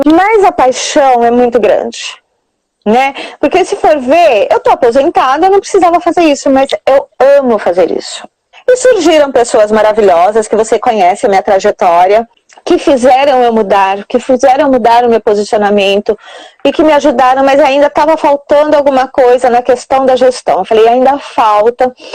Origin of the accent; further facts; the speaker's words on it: Santa Bárbara d'Oeste, São Paulo, Brazil; eu sou aqui de Santa Bárbara do Oeste, região de Campinas, São Paulo